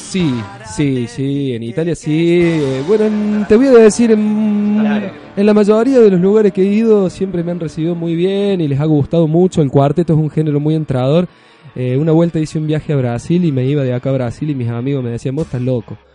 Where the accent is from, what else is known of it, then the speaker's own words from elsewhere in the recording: Córdoba, Argentina; soy de Córdoba, que tengo mis raíces de Córdoba